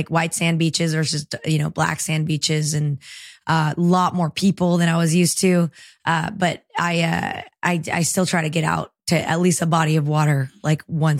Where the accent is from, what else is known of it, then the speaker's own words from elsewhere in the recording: El Salvador; born there; Well, my love for the ocean actually came from where I was born in El Salvador